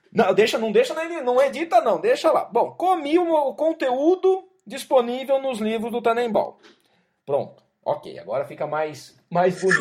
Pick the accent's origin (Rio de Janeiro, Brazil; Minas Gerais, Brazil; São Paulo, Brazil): São Paulo, Brazil; Jaú; na minha cidade, lá em Jaú. Minha mãe trabalhava numa escola